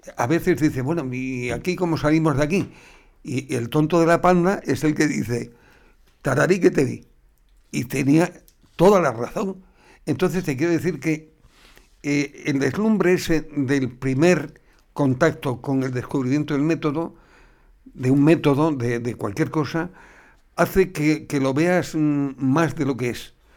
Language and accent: Spanish; Cáceres, Extremadura, Spain; moved away as an adult; aquí he vivido 20 años